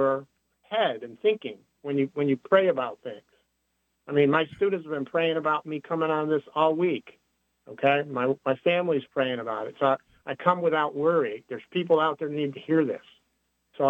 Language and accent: English; Connecticut, United States; when I grew up in Connecticut in an Italian family